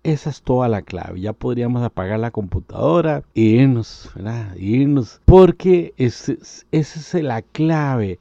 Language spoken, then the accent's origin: Spanish; Costa Rica; si vives en mi país, Costa Rica